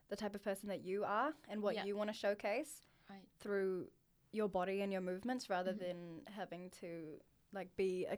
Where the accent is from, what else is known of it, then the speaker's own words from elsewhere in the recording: Auckland, New Zealand; growing up in Auckland